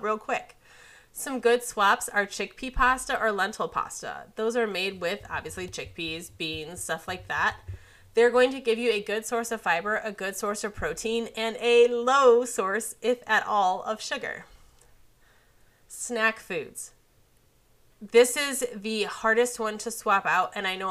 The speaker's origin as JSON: {"language": "English", "region": "Midwest", "country": "United States", "said": "I'm from the Midwest. It's pop here"}